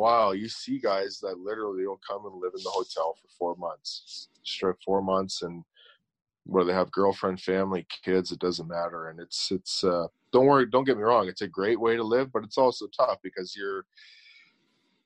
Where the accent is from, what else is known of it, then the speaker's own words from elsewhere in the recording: Hamilton, Ontario, Canada; I'm from Hamilton, grew up a Leaf fan.